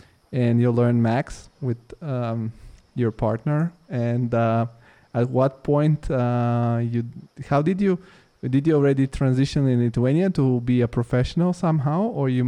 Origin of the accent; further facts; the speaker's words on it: Bulgaria; English is a second language; Yeah, I mean, for I'm originally from Bulgaria. So for us that are original from Eastern European countries, it's of course, it's really, really okay.